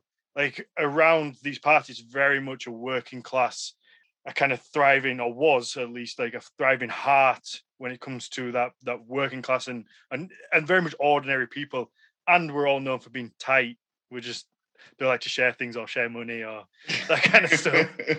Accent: United Kingdom; accent: northern

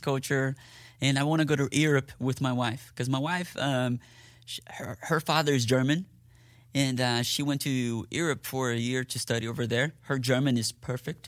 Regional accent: Curitiba, Paraná, Brazil; moved away as an adult; also born or lived in Dallas, Texas / Ennis, Texas; now in Fort Worth, United States; I was born in Dallas, Texas, but I grew up in Brazil.

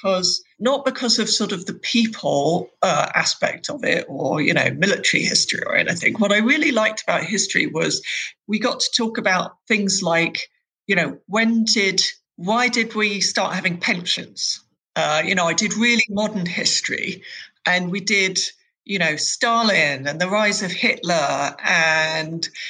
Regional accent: London, United Kingdom; grew up in West London, in Hounslow, Chiswick.

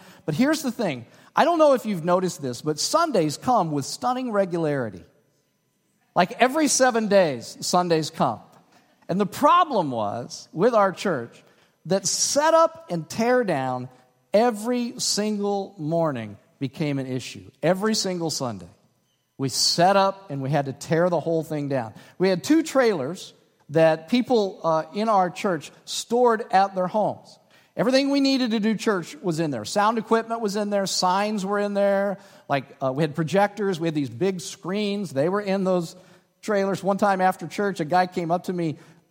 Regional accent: Dallas, Texas, United States; now in Evansville, United States; I came from Dallas, and I'm up here in Evansville.

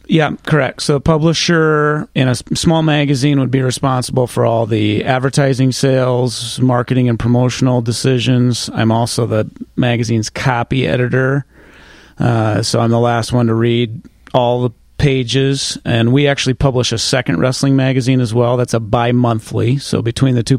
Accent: Northwest Iowa, United States; also born or lived in Orange City, Iowa; now in Newton, United States; I moved to Newton from Northwest Iowa, went to school in Orange City, where you came from, Pastor Jeff, and was from Northwest Iowa

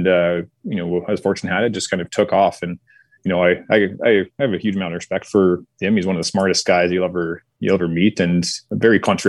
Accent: Westlock, Alberta, Canada; also born or lived in Saskatoon, Saskatchewan; I was born in Saskatoon. And then my little brother is born in Westlock, where we finally kind of settled down

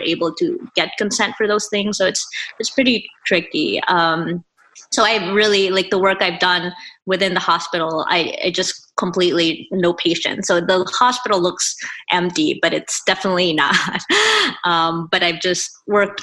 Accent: Philippines; moved away as an adult; I grew up in the Philippines. I finished high school there. And then when I moved here for college

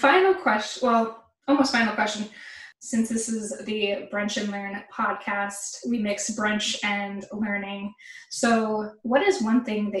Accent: Boca Raton, Florida, United States; I'm from South Florida, Boca Raton, and then I went to school at UCF.

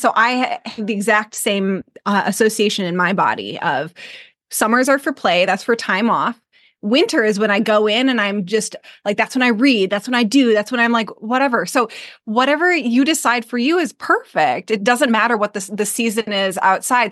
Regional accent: Michigan, United States; moved away as an adult; now in Maui, United States; I'm from Michigan

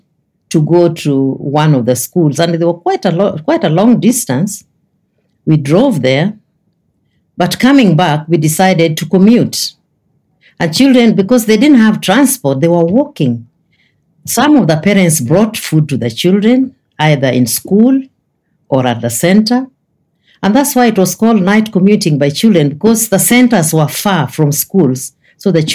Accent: Kenya; as a Kenyan

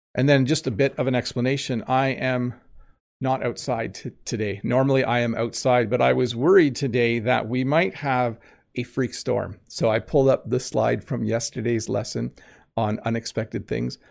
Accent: Southern Ontario, Canada; I'm from Southern Ontario. I'm from the province of Ontario in Canada

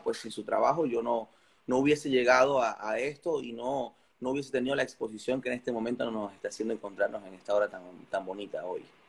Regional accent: Carora, Lara, Venezuela; técnicamente soy larense, pero mi natalicio es, caroreño. Yo nací en mi pueblito de Carora

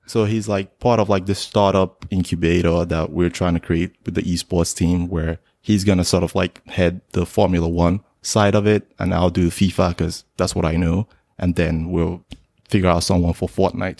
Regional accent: Nigeria; moved away as an adult; now in United States; originally I'm Nigerian. I, I came to the States in two thousand six for college

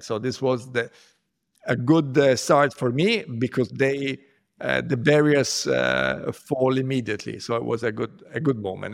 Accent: Rome, Lazio, Italy; I grew up in Rome

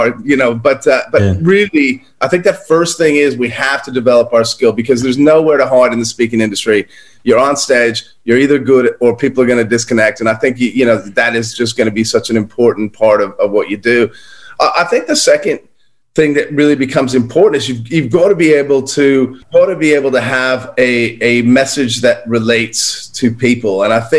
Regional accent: United States; now in Australia; But I'm originally American. I don't know where my accent is, Charles. I think it's old.

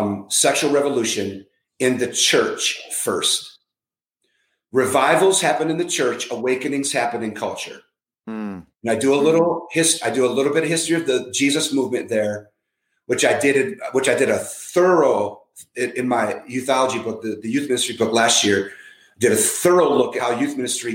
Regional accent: San Francisco, California, United States; now in Minneapolis, United States; I was born in San Francisco

